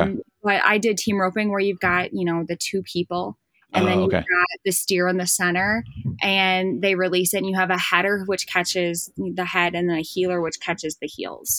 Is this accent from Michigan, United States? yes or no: yes; Michigan, United States; moved away as an adult; also born or lived in Midwest; now in Rush, Colorado, United States; I was born up in Michigan and lived in the Midwest most of my life, and then came out here, and I've been here for, I think, 5 years now.